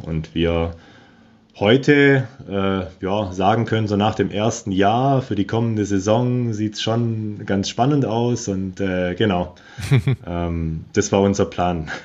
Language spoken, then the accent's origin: German; Germany; moved away as an adult; now in Patagonia, Argentina; bei uns in Deutschland